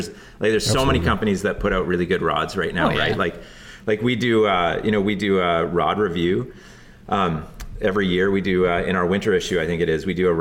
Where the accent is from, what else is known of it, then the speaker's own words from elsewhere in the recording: the Kootenays, British Columbia, Canada; now in Vancouver Island, Canada; I grew up in the Kootenays, so in the Rockies, like kind of southeast British Columbia